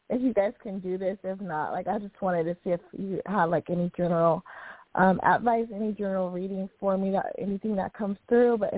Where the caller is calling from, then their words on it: San Diego, California, United States; I'm calling from San Diego, California.